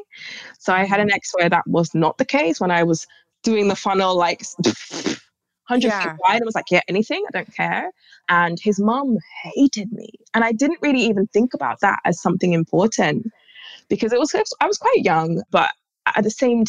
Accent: London, United Kingdom; I just happen to live here in London

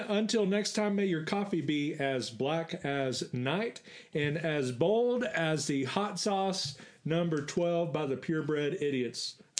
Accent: Grand Prairie, Texas, United States; also born or lived in San Bernardino, California; I was born in San Bernardino, California, and then shortly thereafter, really by the grace of God, my grandparents really rescued me and brought me back to the great metropolis of Grand Prairie, which is right in between Dallas and Fort Worth.

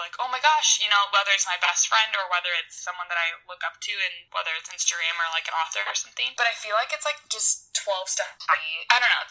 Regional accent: Illinois, United States; moved away as an adult; also born or lived in Indiana; now in Orange County, United States; I'm from Illinois, and I moved to California 2 years ago

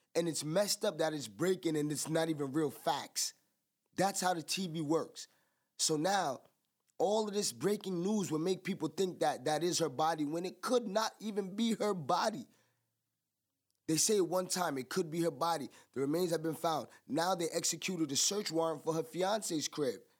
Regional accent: United States; I'm American

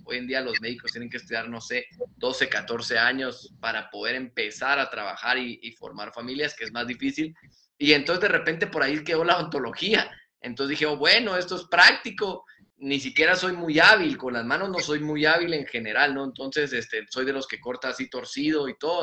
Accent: Guatemala; also born or lived in San Luis Potosí, Mexico; soy de Guatemala, este, vivo actualmente en la ciudad de Guatemala

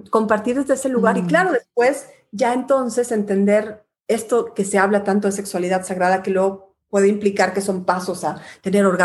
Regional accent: Guatemala; moved away; soy exilada de país porque también salí exilada de Guatemala. Entonces, pues cuando regreso a Guatemala lo atesoro mucho más.

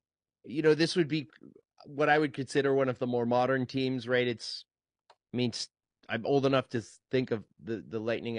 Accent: Canada; It wasn't the playoffs, so they let me in because I'm Canadian.

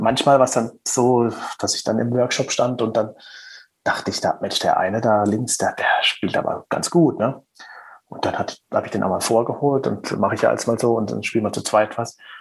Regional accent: Black Forest, Baden-Württemberg, Germany; accent: Black Forest dialect; meinen Schwarzwälder Dialekt, der ja ab und zu mal so ein bisschen durchkommt

